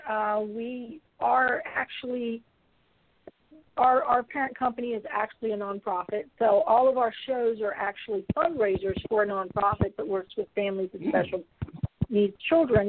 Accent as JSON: {"language": "English", "region": "West Virginia", "country": "United States", "moved": "yes", "lives_now": "Florida, United States", "said": "I'm from West Virginia, and I'm not multilingual"}